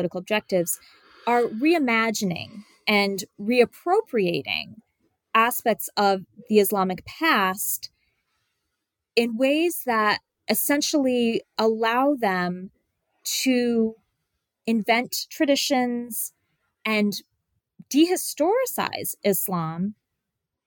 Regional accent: United States; somebody who grew up in the 1980s, right, in the United States

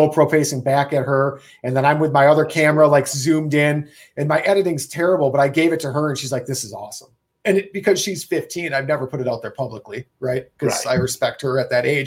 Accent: Wisconsin, United States; I'm from Wisconsin and we tree stand hunt

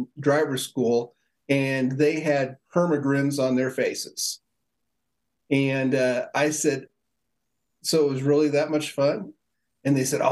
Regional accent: Indianapolis, Indiana, United States; moved away; also born or lived in Colorado; I grew up in Indianapolis, Indiana, the home of racing in the United States

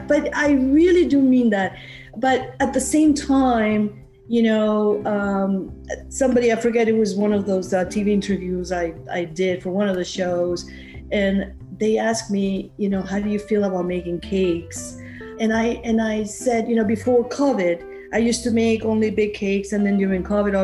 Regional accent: Peru; also born or lived in Queens, New York / New Jersey; now in Warwick, United States; I'm from Peru. I was born and raised in Peru.

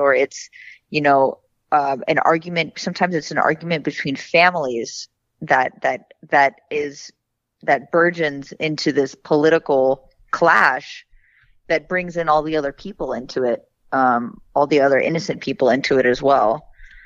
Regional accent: Miami, Florida, United States; also born or lived in Lebanon; even though I grew up in America

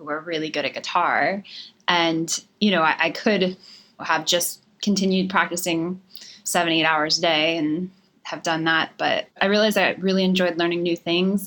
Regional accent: Harrisburg, Pennsylvania, United States; moved away as an adult; now in Nashville, United States; I was born and raised in Pennsylvania

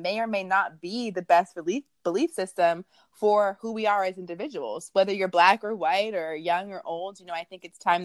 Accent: Washington, District of Columbia, United States; I'm originally from the Washington, D.C. metro area

